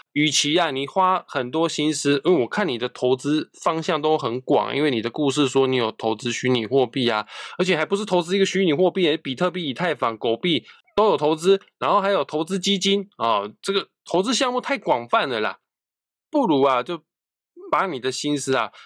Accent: Kaohsiung, Taiwan; moved away as an adult; now in Taipei, Taiwan; 我的家乡高雄，是天气非常湿热炎热的一个地方

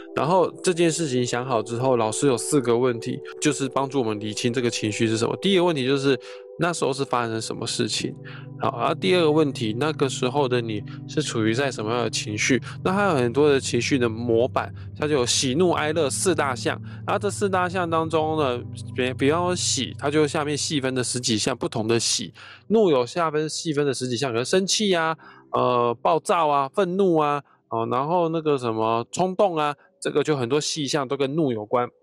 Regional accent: Taiwan; 当然我是台湾人

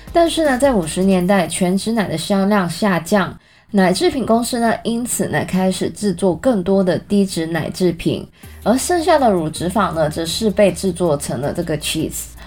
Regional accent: Canada; 我在加拿大长大

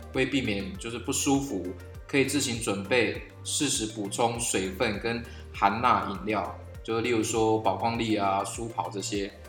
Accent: Chongde, Hualien County, Taiwan; 我的老家在崇德海边，啊，小时候就是经常看着那，就是那一片无边无际的蓝啊。然后长大之后出去工作，才发现这个是属于家乡最深的乡愁。

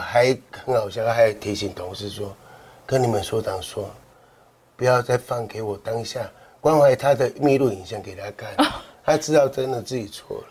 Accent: Kaohsiung, Taiwan; 我们高雄人

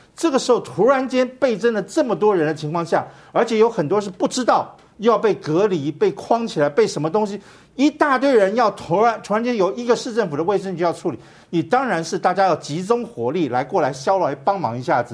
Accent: Taiwan; 我们台湾人是稍微紧张型的

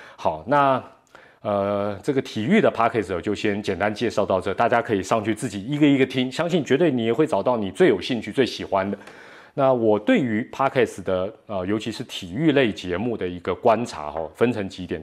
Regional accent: Taiwan; 既然咱是台湾人

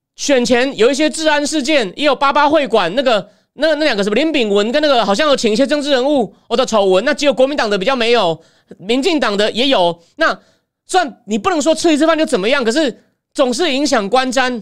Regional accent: Taichung, Taiwan; 我外婆是杀戮人， 我在乌日念高中、国中六年，所以那地方我有点了解。 它离城市不远， 但相对还是乡下，只是没有到很乡下。 我， 我是台中人

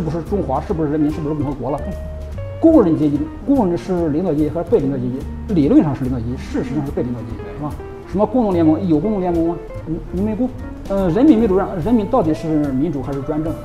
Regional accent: Shandong, China; moved away as an adult; now in Taiwan; 我山东来 的

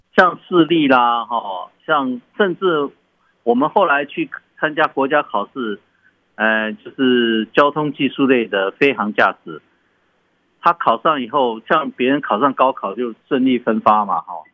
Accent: Chiayi, Chiayi City, Taiwan; now in Taitung, Taiwan; 我们从小在嘉义的 空军眷村

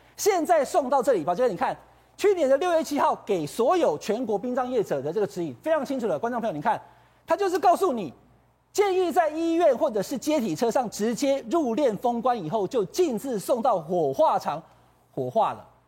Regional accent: Taiwan; 我们台湾人

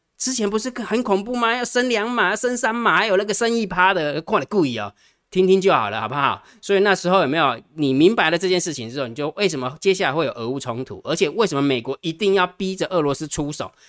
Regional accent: Taiwan; 其实我们台湾人哈

